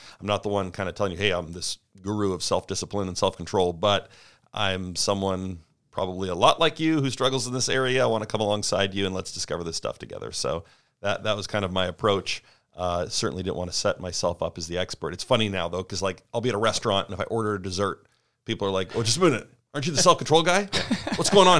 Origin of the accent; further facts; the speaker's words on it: Canada; moved away as an adult; now in United States; But I grew up, born and raised in Canada, came down to the States.